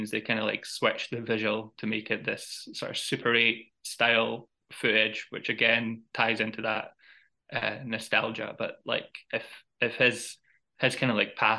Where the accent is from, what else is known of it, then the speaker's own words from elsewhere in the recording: Edinburgh, Scotland, United Kingdom; a film set in my hometown